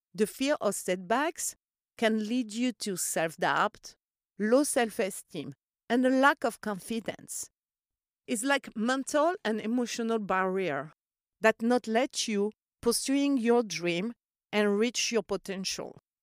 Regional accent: Corsica, France; I grew up in Corsica

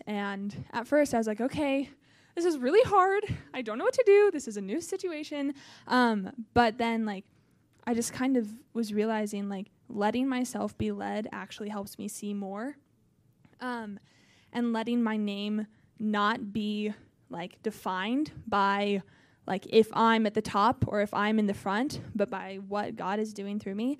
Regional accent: Nebraska, United States; I'm from Nebraska.

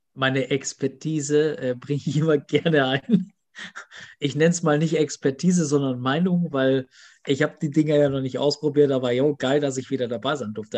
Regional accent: Germany; bei uns in Deutschland

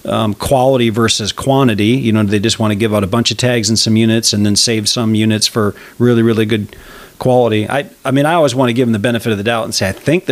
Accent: Wisconsin, United States; And I came from Wisconsin, but I just see, you know, organizations like that just really being between a rock and a hard place.

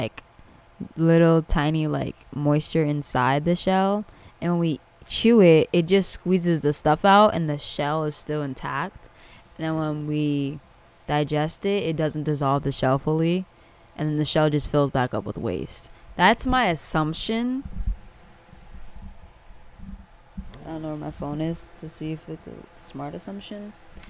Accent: Long Island, New York, United States; now in Orlando, United States; I'm from the Apple. I'm from the L.I., actually. So, that's where I'm from.

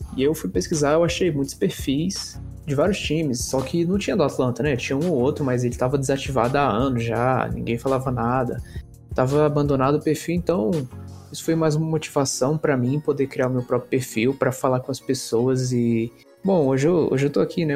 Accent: Brasília, Federal District, Brazil; Eu mesmo sou de Brasília

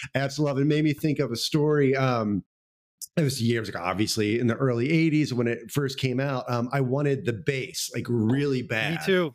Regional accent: Houston, Texas, United States; I grew up in a suburb outside of Houston, um, oh, Kings Kingwood.

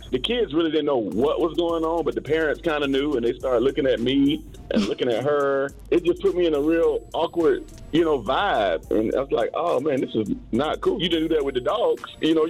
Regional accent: the South, United States; now in Hawaii, United States; originally, I'm from the South

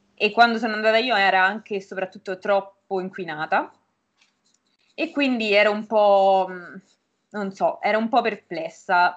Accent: Norcia, Umbria, Italy; moved away as an adult; now in Bologna, Italy; sono Umbra e precisamente vengo da Norcia, che è un paesino in provincia di Perugia

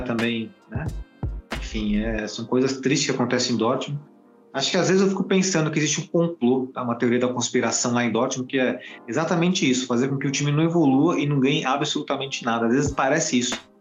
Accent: Brazil; Nós somos brasileiros

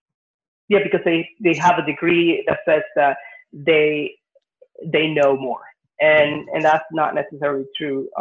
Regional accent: Venezuela; now in United States; I grew up in Venezuela, and I went to, you know, most of my school in Venezuela.

